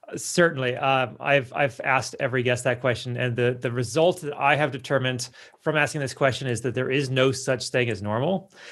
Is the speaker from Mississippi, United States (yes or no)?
no; California, United States; also born or lived in Colorado / Ohio; now in Las Vegas, United States; I grew up on the West Coast of the United States in California